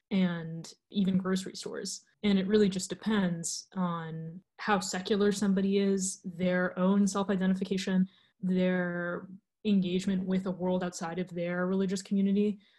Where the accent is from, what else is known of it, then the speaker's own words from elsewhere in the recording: New York City, New York, United States; I grew up in New York City, which I like to call, and many other people like to call, the capital of the diaspora, essentially. I grew up in a large Russophone Jewish family. My mother doesn't speak Russian, but my dad's family came from the Soviet Union